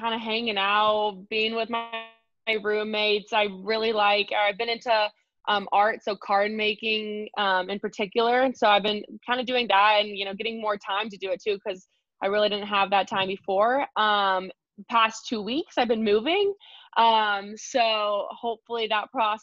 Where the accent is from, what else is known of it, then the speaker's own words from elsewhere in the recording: Lubbock, Texas, United States; moved away; I went back to Lubbock, which is my hometown